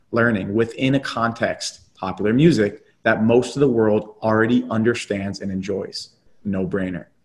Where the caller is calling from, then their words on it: Tampa, Florida, United States; So I'm calling in from Tampa.